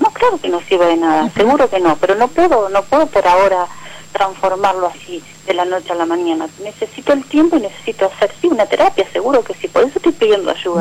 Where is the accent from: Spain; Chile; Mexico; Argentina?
Argentina; Lanús, Buenos Aires Province; De Lanús, acá de Lanús